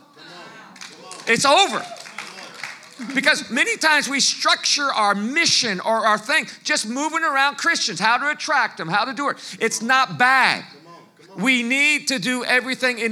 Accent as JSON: {"language": "English", "region": "Virginia", "country": "United States", "tie": "born or raised there", "also_born_or_lived": "France", "moved": "yes", "said": "I lived in Virginia. I grew up in Virginia."}